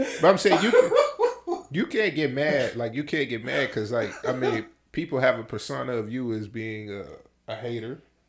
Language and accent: English; Phoenix, Arizona, United States; when I was growing up in South Phoenix